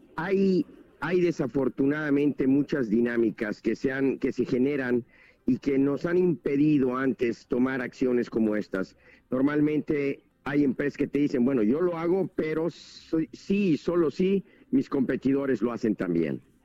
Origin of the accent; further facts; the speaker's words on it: Mexico; como mexicanos